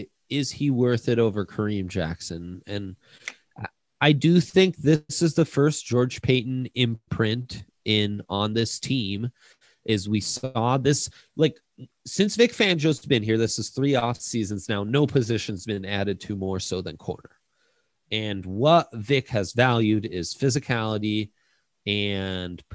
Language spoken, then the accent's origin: English; Italy; now in Denver, United States; I grew up in Italy, but was born here